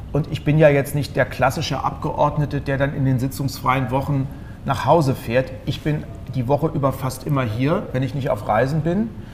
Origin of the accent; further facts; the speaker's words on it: Germany; Ich bin hm. zwar Wessi, aber ich bin ein Kilometer von der Grenze zur DDR groß geworden